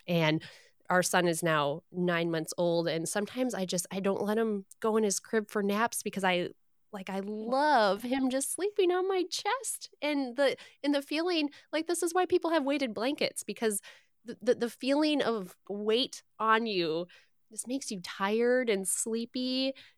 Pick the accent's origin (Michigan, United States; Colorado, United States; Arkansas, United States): Michigan, United States; As a Michigander, born and raised in Michigan